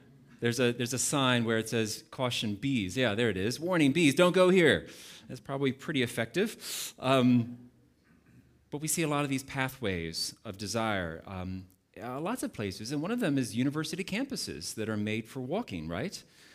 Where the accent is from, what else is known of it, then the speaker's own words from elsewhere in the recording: United States; now in Cape Town, South Africa; I'm not from here, as you can probably tell. I'm originally from the United States, but Cape Town, specifically the Valley, we have called home for the last 12 and a half years